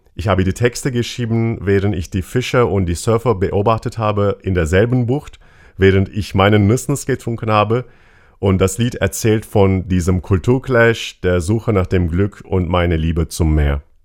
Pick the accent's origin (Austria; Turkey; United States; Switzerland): Turkey; now in Mainz, Germany; Ich bin in der Türkei aufgewachsen